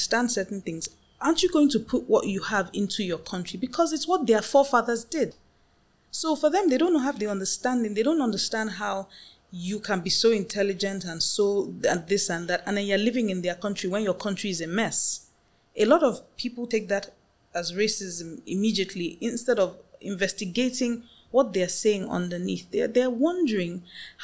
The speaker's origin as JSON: {"language": "English", "country": "Nigeria"}